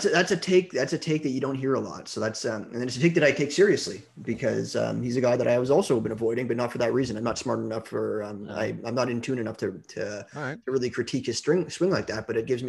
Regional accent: Toronto, Ontario, Canada; I'm from Toronto

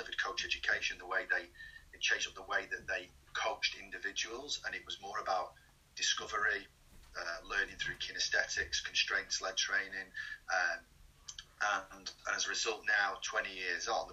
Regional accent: Wigan, North West England, United Kingdom; moved away as an adult; also born or lived in Southland, New Zealand; I was brought up in Wigan.

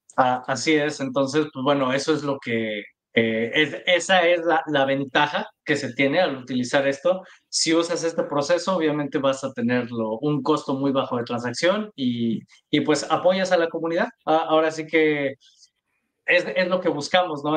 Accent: Mexico; los tres somos mexicanos

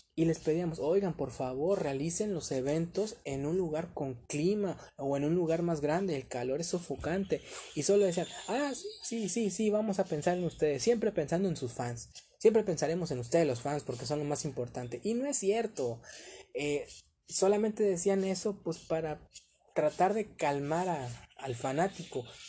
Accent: Ciudad Madero, Tamaulipas, Mexico; aquí en, mi tierra, aquí en Ciudad Madero, Tamaulipas

